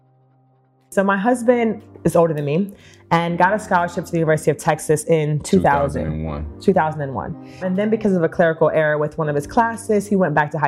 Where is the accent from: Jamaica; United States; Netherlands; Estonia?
Jamaica; Kingston; moved away; I was born in Kingston, Jamaica